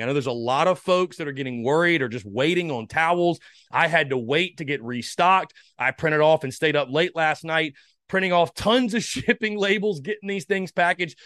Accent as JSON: {"language": "English", "town": "North Augusta", "region": "South Carolina", "country": "United States", "tie": "born or raised there", "said": "My hometown, North Augusta"}